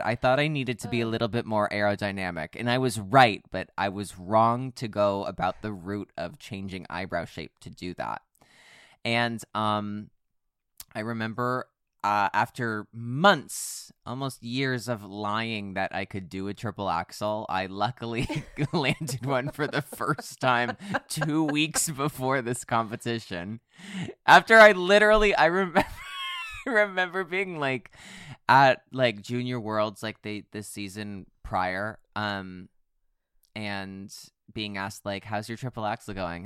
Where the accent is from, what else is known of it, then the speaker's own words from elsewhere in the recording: United States; I'm also American